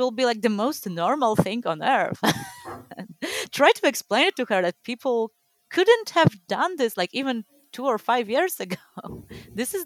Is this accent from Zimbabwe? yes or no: no; Poland; growing up in Poland, like I was born a year before like communism ended here